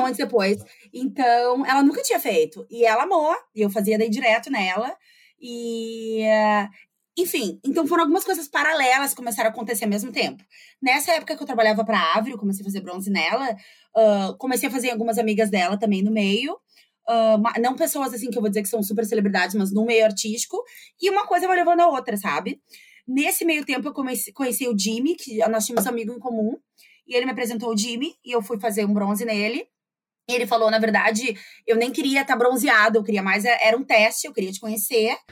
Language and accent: Portuguese; Porto Alegre, Rio Grande do Sul, Brazil; moved away as an adult; also born or lived in United States; eu sou de Porto Alegre, eu morei aqui até